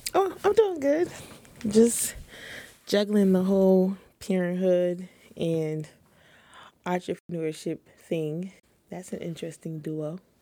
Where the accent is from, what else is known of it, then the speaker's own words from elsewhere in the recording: Syracuse, New York, United States; I'm located in the Syracuse area, you know, upstate New York, Central